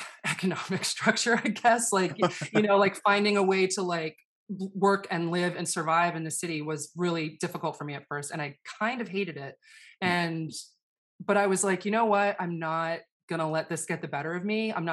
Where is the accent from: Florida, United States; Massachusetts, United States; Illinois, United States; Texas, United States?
Illinois, United States; Chicago; moved away as an adult; also born or lived in New Jersey; now in New York, United States; I was born in Chicago and went to grade school in New Jersey, but then went back to Chicago for high school and college.